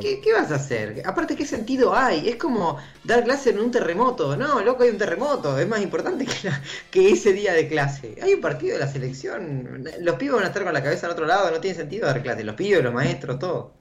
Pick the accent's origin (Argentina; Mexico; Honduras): Argentina; como argentinos argentinas